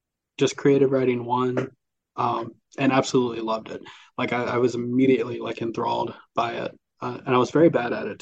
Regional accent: Columbus, Mississippi, United States; also born or lived in Cleveland, Mississippi; born and raised on the eastern side of the state. So Lowndes County, I grew up just outside of Columbus, Mississippi.

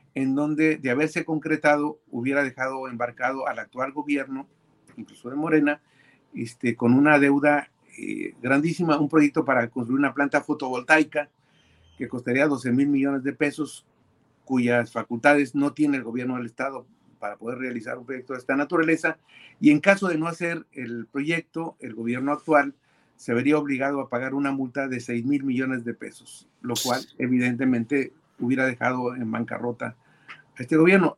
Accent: Baja California, Mexico; como californiano y como ciudadano mexicano

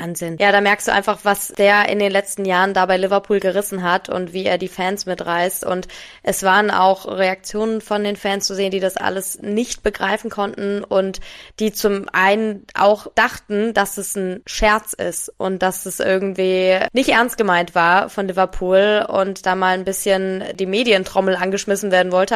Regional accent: Wiesbaden, Hesse, Germany; moved away; Und ich komme ja aus Wiesbaden

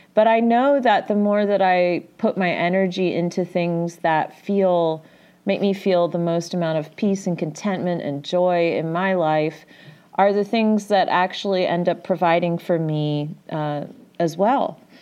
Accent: Midwest, United States; I'm from the Midwest?

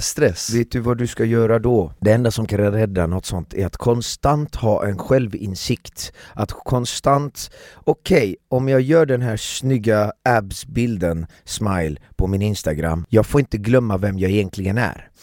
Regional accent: Iran; now in Sweden; vi är fem iranier

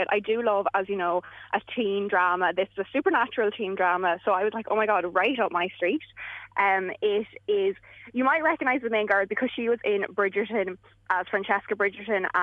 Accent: England, United Kingdom; this is kind of one of the first ones that I've seen being English

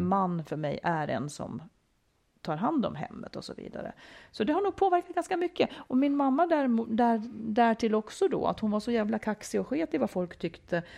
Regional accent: Dalarna County, Sweden; jag kommer ifrån Dalarna, mycket skog omkring mig

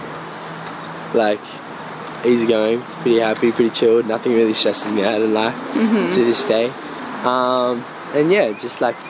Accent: Campbelltown, New South Wales, Australia; Mum was born in Campbelltown, where I'm from

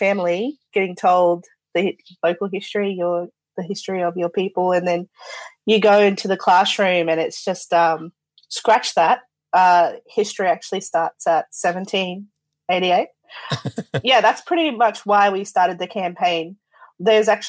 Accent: Central Queensland, Australia; I'm from Central Queensland

